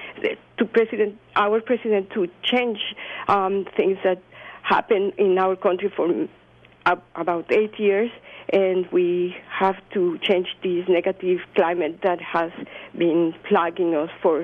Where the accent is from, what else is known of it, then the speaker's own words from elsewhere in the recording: Mexico; moved away as an adult; now in Irvine, United States; So I am originally from Mexico. I came to the United States as a graduate student